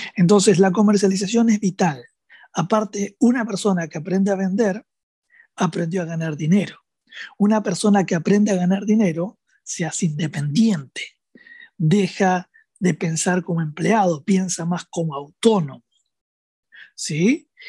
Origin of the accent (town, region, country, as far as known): Argentina; also born or lived in Rosario